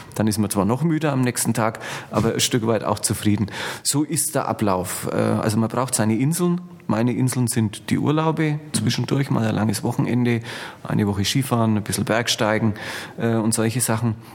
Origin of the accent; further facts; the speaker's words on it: Germany; Bei uns in Deutschland